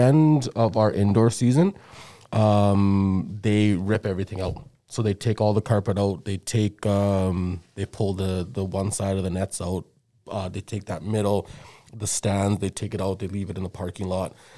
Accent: South Africa; moved away; when was growing up in South Africa

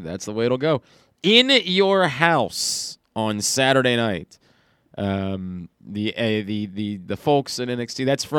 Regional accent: Baltimore, Maryland, United States; I'm from Baltimore, so I also probably already taste like Old Bay.

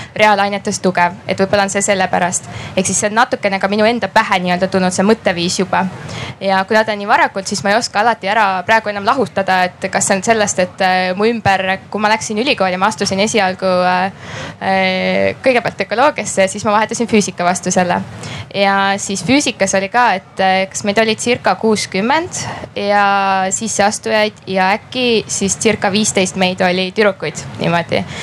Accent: Räpina, Põlva County, Estonia; ma olen pärit selline äärealast, Räpina kandist

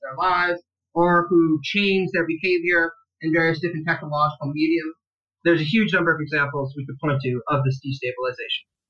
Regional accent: Stittsville, Ontario, Canada; my hometown of Stittsville

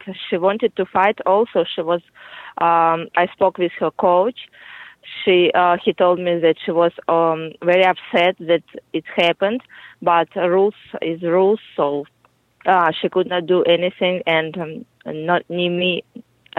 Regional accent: Kyrgyzstan; English is a second language; moved away as an adult; now in Peru; I was born in Kyrgyz Republic

